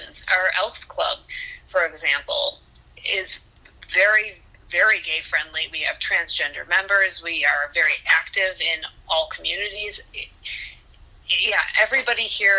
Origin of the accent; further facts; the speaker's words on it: Huntington Woods, Michigan, United States; also born or lived in West Bloomfield, Michigan; now in Ferndale, United States; I grew up in Huntington Woods, and then around middle school time, my mom changed her job, and she ended up out in West Bloomfield